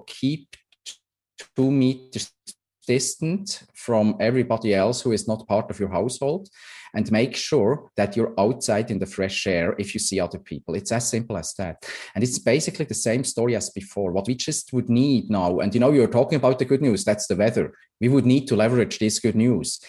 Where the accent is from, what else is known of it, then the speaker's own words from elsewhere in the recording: Switzerland; moved away; I'm, I'm from Switzerland originally